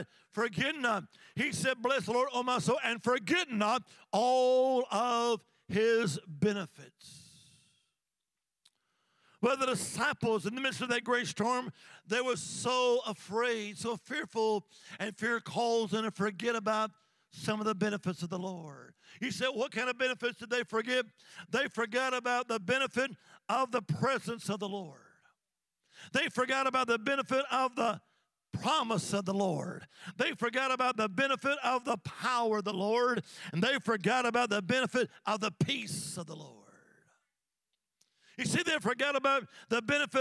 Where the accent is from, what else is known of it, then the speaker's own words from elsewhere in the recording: Alabama, United States; now in Virginia, United States; Now, I live in Virginia, but originally I'm from the Holy Land, Alabama